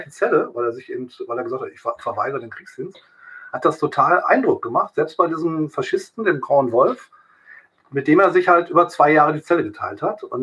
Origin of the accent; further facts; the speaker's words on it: East Germany, Germany; also als Ossi, {S0} {S1} als Ossi da hingebracht wurde in den Knast